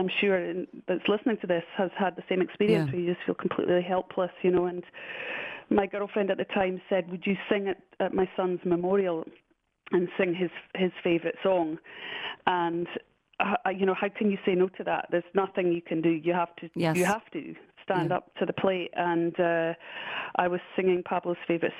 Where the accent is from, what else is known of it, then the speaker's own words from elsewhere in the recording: Scotland, United Kingdom; I'm Scottish